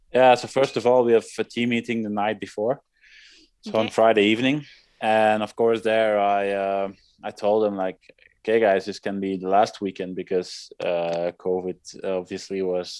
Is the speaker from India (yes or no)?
no; Leuven, Flanders, Belgium; 150 meters from where I grew up, uh, from my parents' wow. house